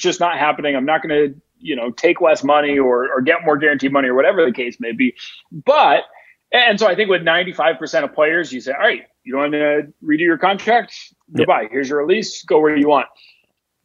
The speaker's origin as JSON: {"language": "English", "region": "New England", "country": "United States", "tie": "born or raised there", "said": "I grew up in New England"}